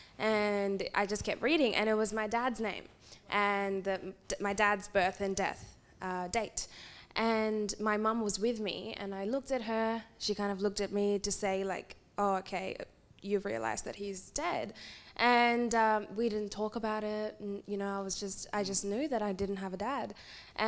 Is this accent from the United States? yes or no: no; India; moved away; I was born in India, and I was born in a predominantly female household with my aunties and grandmas and mum